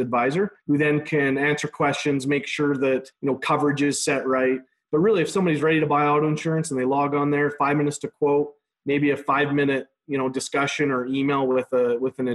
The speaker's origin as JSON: {"language": "English", "town": "Magrath", "region": "Alberta", "country": "Canada", "tie": "born or raised there", "also_born_or_lived": "United States", "moved": "as an adult", "said": "I was born and raised in McGrath, Alberta. I'm actually a 5th generation from this town."}